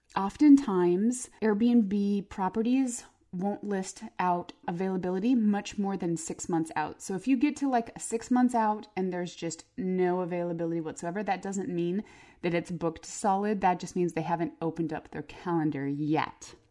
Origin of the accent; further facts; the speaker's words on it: Phoenix, Arizona, United States; I grew up in Phoenix